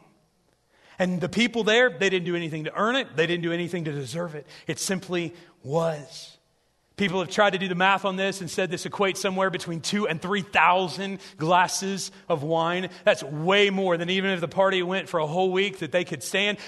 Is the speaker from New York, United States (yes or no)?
no; South Central Illinois, United States; I grew up in these small churches in Illinois